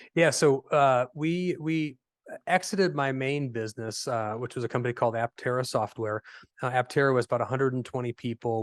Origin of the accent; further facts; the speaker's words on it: Fort Wayne, Indiana, United States; I am a native of Indiana, so born and raised in Fort Wayne, Indiana. Uh, lived here my whole life